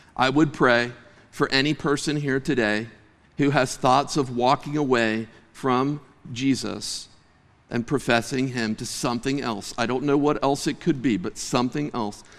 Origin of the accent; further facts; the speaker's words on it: Clymer, Pennsylvania, United States; I grew up in Western Pennsylvania, and I had the privilege of living on the sa-, in the same area as my grandma